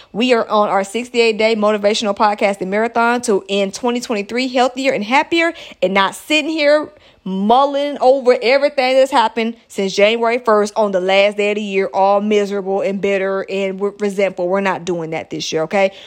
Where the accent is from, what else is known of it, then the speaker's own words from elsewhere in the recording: United States; my home country listeners out here in the United States of America